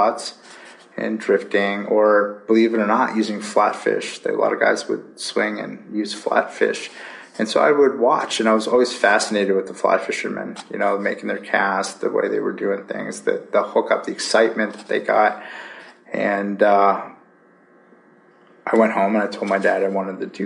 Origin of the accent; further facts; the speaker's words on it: Girard, Pennsylvania, United States; I was born and raised in Erie, Pennsylvania, actually in Girard, which is about 25 minutes or so from the city of Erie